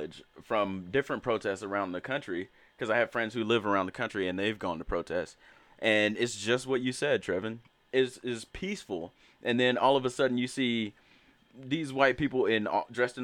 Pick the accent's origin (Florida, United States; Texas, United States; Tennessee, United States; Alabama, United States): Alabama, United States; moved away; I come from Alabama, where the Montgomery bus boycott was like sparked